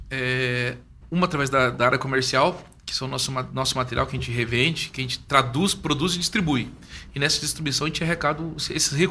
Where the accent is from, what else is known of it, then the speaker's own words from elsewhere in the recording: Curitiba, Paraná, Brazil; also born or lived in Rio Grande do Sul / Porto Alegre; now in Belo Horizonte, Brazil; Eu sou de Curitiba, estou aqui há quatro anos, né?